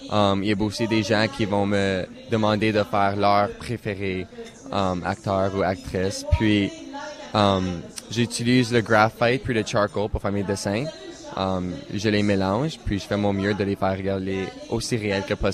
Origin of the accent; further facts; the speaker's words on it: Ontario, Canada; Puis je suis français, puis j'aime vraiment avoir la chance d'être un, un artiste français de l'Ontario